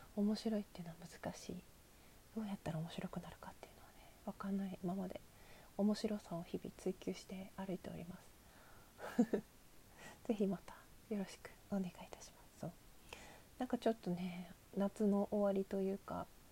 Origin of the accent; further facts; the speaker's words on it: Asahikawa, Hokkaido, Japan; 私はですね北海道は旭川市出身で